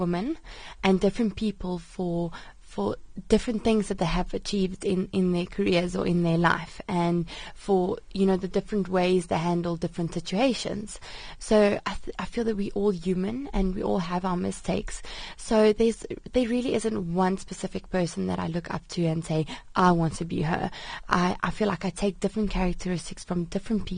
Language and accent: English; Sedgefield, Western Cape, South Africa; I'm South African